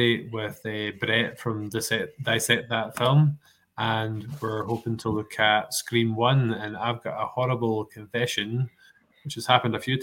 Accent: Scotland, United Kingdom; we're Scottish

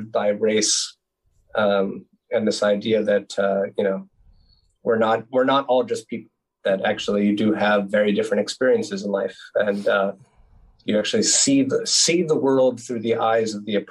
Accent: United States; moved away as an adult; now in Netherlands; I'm from the United States

